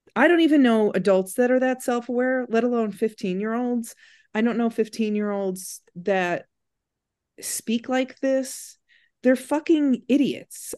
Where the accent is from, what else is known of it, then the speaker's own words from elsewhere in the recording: Crown Point, Indiana, United States; Crown Point High School in Indiana